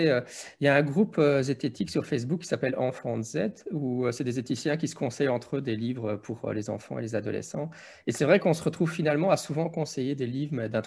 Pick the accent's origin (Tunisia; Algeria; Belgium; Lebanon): Belgium; Oui, chez nous en Belgique, en France, c'est toujours ça dépend. Mais chez nous, on a les cours de religion, morale, citoyenneté